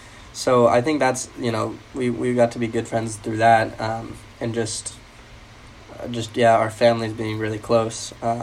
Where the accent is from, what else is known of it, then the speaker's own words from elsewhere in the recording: Vail, Colorado, United States; we're all from Vail. {S2} Mm-hmm. {S1} And we all grew up there.